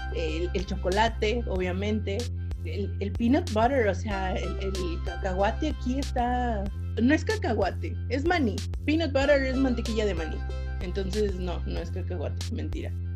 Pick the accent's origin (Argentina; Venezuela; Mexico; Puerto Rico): Mexico; Zacatecas; yo cuando era niña vivía en Zacatecas